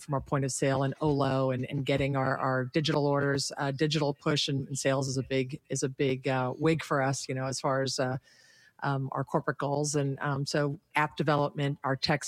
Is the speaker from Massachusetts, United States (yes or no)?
no; New York City, New York, United States; I'm from the Bronx.